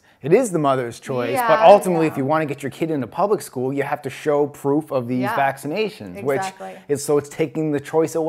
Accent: Canada; moved away as an adult; now in United States; being a Canadian

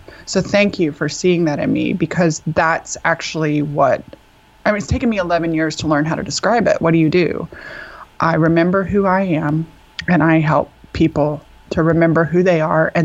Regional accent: Texas, United States; I'm from Texas where there's like three Jewish people

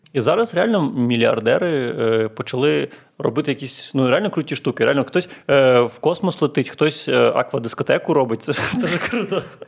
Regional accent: Chornomorsk, Odesa Oblast, Ukraine; я з Чорноморська, це таке невелике місто, і там кожні 5 хвилин ходять маршрутки до Одеси.

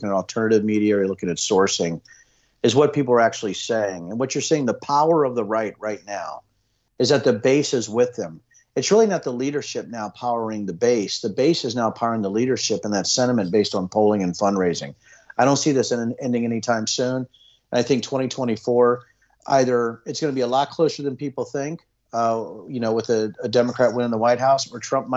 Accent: Virginia, United States; I'm born and raised in Virginia

